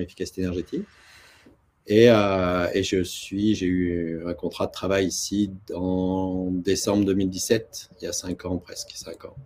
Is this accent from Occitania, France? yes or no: yes; near Toulouse, Occitania, France; moved away as an adult; also born or lived in Paris / Tokyo / New York; now in Canada; je viens d'une belle région de France qui s'appelle euh, le Sud-Ouest, et près de Toulouse, en l'occurrence. Mmh. Euh, ça, c'est les origines